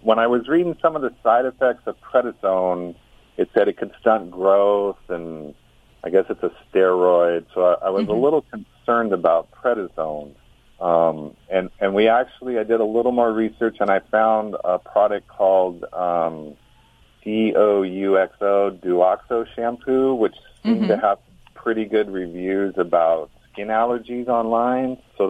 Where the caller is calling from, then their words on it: California, United States; Rio Grande, California.